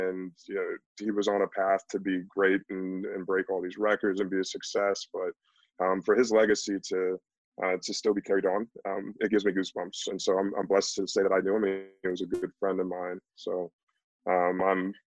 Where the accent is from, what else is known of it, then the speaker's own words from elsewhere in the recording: Canton, Ohio, United States; also born or lived in Pittsburgh; They moved back to my hometown at the same time as I did